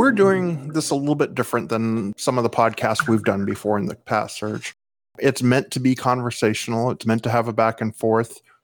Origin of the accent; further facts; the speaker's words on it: United States; I'm an American